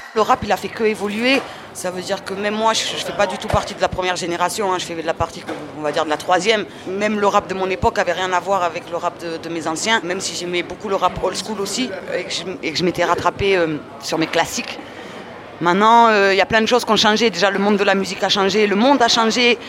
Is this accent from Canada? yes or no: no; Marseille, Provence-Alpes-Côte d'Azur, France; j'ai grandi à Marseille